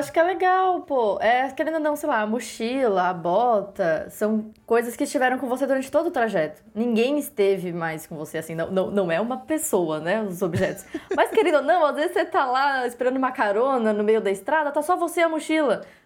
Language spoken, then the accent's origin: Portuguese; Brazil; sou brasileira